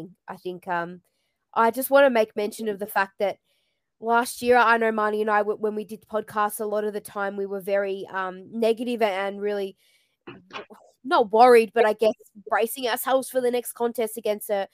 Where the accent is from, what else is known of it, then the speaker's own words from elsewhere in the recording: Melbourne, Victoria, Australia; I'm from Melbourne.